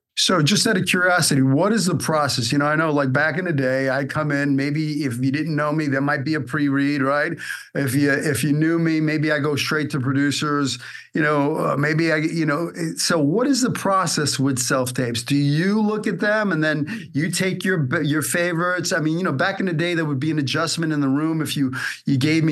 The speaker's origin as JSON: {"language": "English", "town": "New York City", "region": "New York", "country": "United States", "also_born_or_lived": "Hollywood", "moved": "as an adult", "said": "I'm from Brooklyn."}